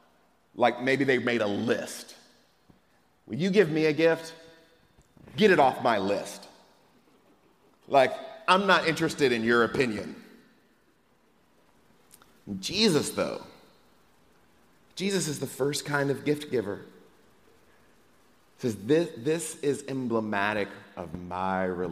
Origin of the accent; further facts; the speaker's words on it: Atlanta, Georgia, United States; also born or lived in Moss Point, Mississippi; now in Texas, United States; when I was a kid growing up in Atlanta, Georgia